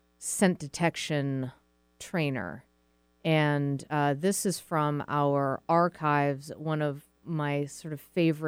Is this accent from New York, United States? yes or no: no; Massachusetts, United States; now in Seattle, United States; I'm from Massachusetts